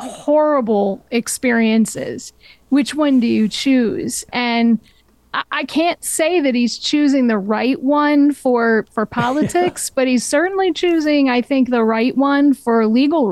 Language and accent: English; New Hampshire, United States; moved away as an adult; also born or lived in Maine / Los Angeles; raised in New Hampshire, and lived there most of my life